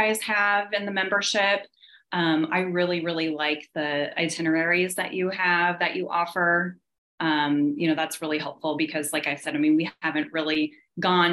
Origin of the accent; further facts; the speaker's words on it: Kansas City, United States; we're from Kansas City